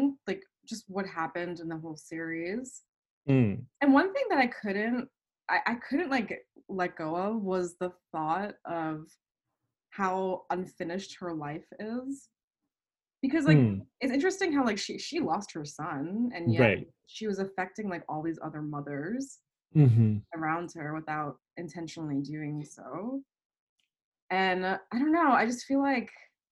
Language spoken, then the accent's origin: English; New York City, New York, United States; I grew up in Staten Island, New York